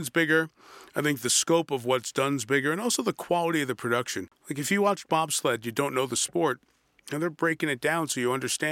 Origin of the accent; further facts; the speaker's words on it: New York City, New York, United States; Growing up in New York City